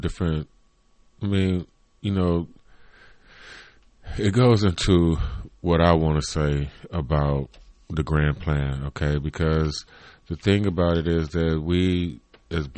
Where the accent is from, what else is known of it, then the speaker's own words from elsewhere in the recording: Cleveland, Ohio, United States; I come from Cleveland, Ohio. So, you know, we have a Polish community here